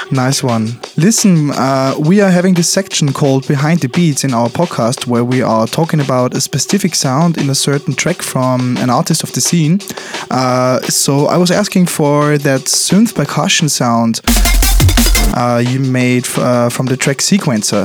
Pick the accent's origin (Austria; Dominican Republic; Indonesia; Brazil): Austria; Linz, Upper Austria; my hometown Linz